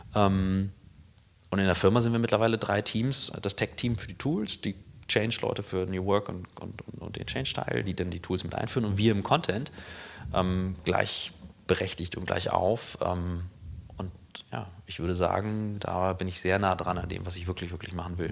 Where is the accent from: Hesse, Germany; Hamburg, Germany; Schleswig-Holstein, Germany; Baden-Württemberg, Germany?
Schleswig-Holstein, Germany; Kiel; moved away as an adult; also born or lived in St. Gallen; bin in Kiel groß geworden